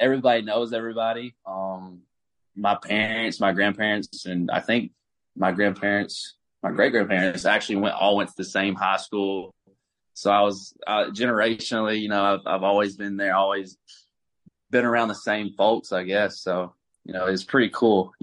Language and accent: English; Alabama, United States; I'm from Alabama, small town, big Alabama fan